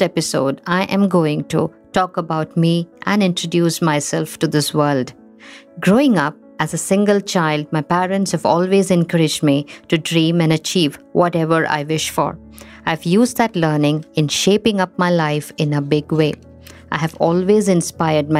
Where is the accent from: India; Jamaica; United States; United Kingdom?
India; Assam; moved away as an adult; also born or lived in Thiruvananthapuram, Kerala, India; I was born in Trivandrum, and in 3 months' time, I started living in India's northeastern state of Assam. Assam sheltered me for 23 years of my initial years. Here I grew up from a baby to a toddler, a teenager, and an adult